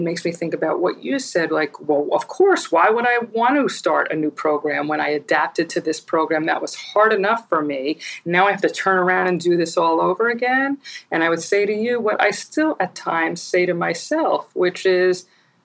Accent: New York, United States; I'm probably a New Yorker through and through and for the rest of my life

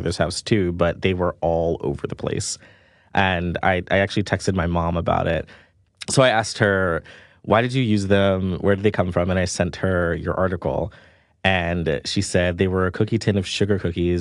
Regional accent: New York City, New York, United States; I grew up in Jamaica, Queens, in my grandmother's small two-story house by the airport.

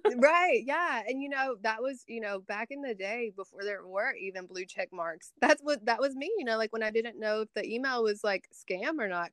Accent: Tupelo, Mississippi, United States; I am from Tupelo, Mississippi

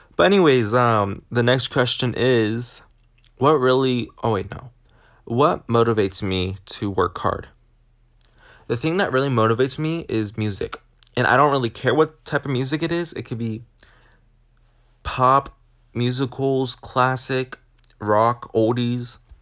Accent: Washington, United States; now in California, United States; Washington, mostly because it's my home state

